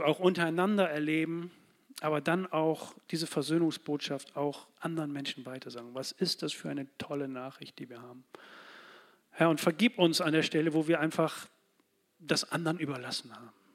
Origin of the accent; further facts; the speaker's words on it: Bremen, Germany; Als Bremer hier für diese Stadt